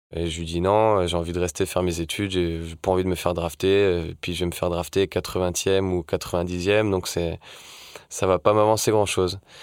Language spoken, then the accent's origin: French; Lorient, Brittany, France; Je suis originaire de Lorient en Bretagne